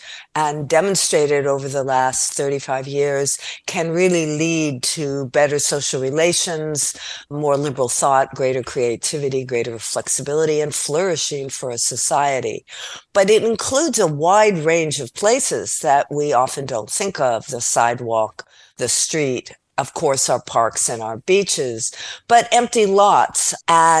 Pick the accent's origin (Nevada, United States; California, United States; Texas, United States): California, United States; Los Angeles; also born or lived in Costa Rica / Guatemala; I come from Los Angeles